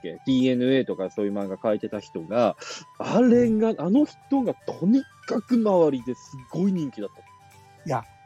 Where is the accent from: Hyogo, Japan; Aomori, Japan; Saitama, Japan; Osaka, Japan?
Aomori, Japan; rural; also born or lived in France; 青森の片田舎からフランス留学した